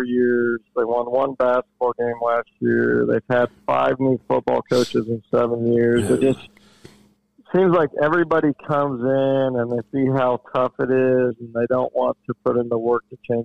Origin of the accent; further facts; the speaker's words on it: Portland, Indiana, United States; I grew up in Portland in the Jay County area